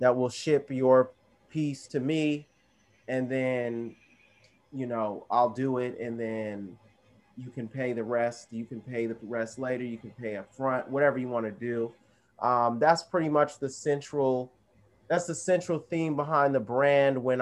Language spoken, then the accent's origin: English; Arizona, United States; also born or lived in the South; I was growing up in Arizona. I'm from the South. You know, I'm Southern at heart